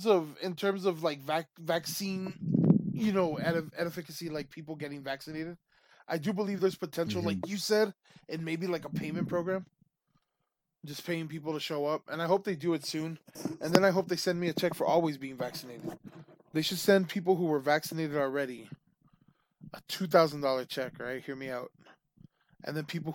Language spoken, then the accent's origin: English; United States; as an American